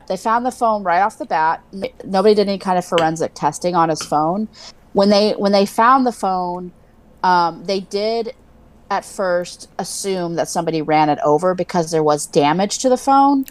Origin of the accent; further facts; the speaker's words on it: Wimberley, Texas, United States; I grew up on the Blanco River